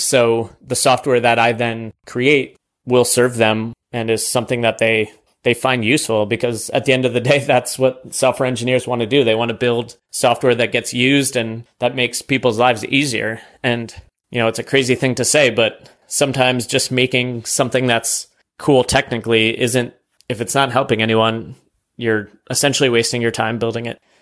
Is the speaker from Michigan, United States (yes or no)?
no; New York, United States; moved away as an adult; also born or lived in South Carolina; now in Austin, United States; my home state of New York